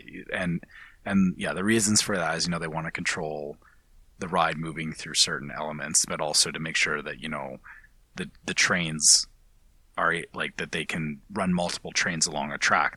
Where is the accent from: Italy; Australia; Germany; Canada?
Canada; speaking as a Canadian. As a Canadian